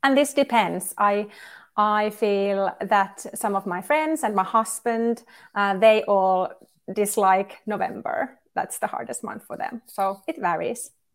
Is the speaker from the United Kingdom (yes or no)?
no; Kuhmoinen, Central Finland, Finland; now in Lahti, Finland; I was born in Kuhmoinen, which is a tiny, tiny village of less than three thousand people in, in central Finland. And I grew there